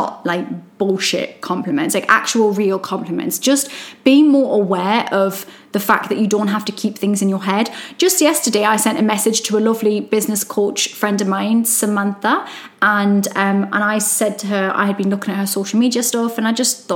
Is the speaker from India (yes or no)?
no; Newcastle upon Tyne, North East England, United Kingdom; accent: Geordie; I'm Geordie